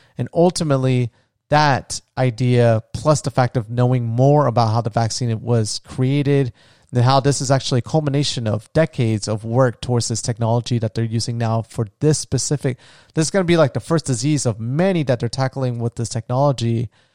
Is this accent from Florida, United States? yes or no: yes; Florida, United States; my home state of Florida